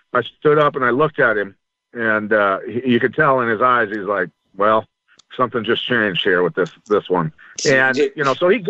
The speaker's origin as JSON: {"language": "English", "town": "Bettendorf", "region": "Iowa", "country": "United States", "tie": "born or raised there", "said": "I grew up wrestling in Iowa"}